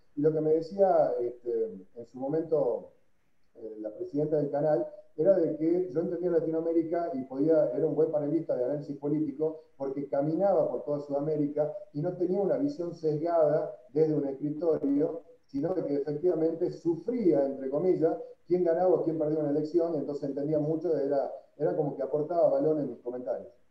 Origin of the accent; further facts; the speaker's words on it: Tucumán, Argentina; soy un tucumano, ante todo